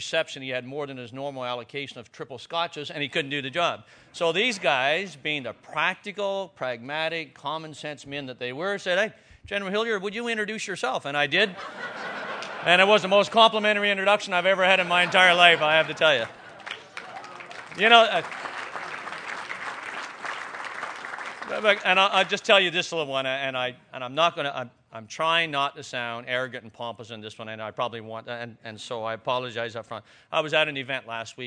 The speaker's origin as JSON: {"language": "English", "region": "Newfoundland and Labrador", "country": "Canada", "accent": "Newfoundland", "said": "as you probably already know by my accent, I am a Newfoundlander"}